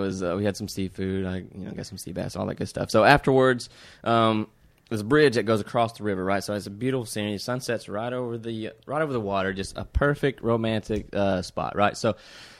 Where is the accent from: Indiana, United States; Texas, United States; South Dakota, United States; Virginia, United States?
Texas, United States; Northeast; moved away as an adult; now in Los Angeles, United States; I live literally, I can be, from my house that I grew up in Northeast Texas, I can be in Arkansas in literally 30 minutes.